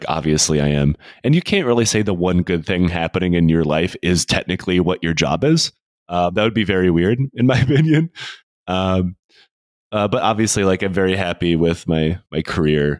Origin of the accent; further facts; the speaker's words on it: United States; I'm culturally American.